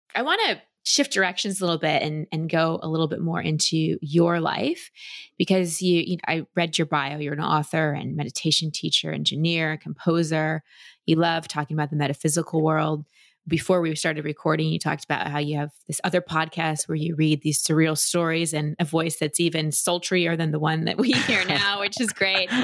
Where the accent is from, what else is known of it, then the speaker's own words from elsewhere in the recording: Dallas, Texas, United States; also born or lived in California; now in Austin, United States; I grew up in Dallas